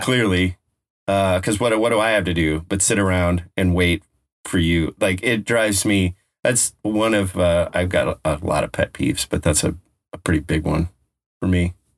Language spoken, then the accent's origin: English; Colorado, United States; now in West Coast, United States; I'm from Colorado.